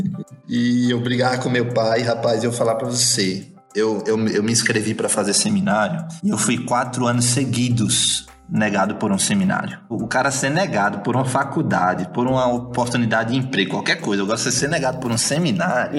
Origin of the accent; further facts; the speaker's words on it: Natal, Rio Grande do Norte, Brazil; moved away as an adult; also born or lived in Belo Horizonte; now in India; eu sou de Natal, né? Sou potiguar, comedor de camarão. Sotaque não nega